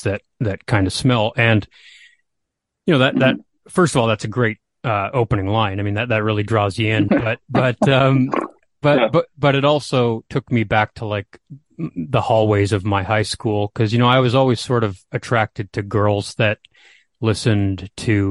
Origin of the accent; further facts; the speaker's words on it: Canada; being a Canadian here